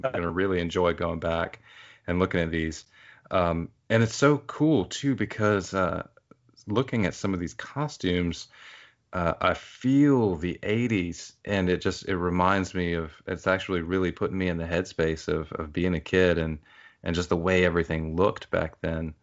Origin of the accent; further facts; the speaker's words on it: Athens, Georgia, United States; I'm from Athens, Georgia